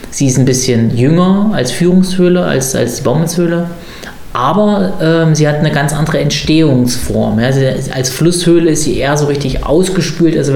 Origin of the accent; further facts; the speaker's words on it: Berlin, Germany; Und wie macht man das dann natürlich als typischer Berliner?